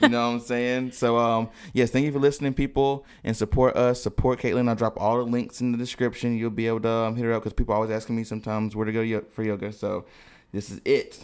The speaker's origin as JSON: {"language": "English", "town": "High Point", "region": "North Carolina", "country": "United States", "tie": "born or raised there", "said": "I grew up in High Point"}